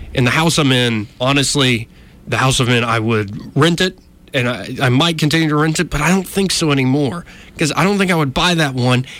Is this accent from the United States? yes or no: yes; Montgomery, Alabama, United States; I'm born and raised in Montgomery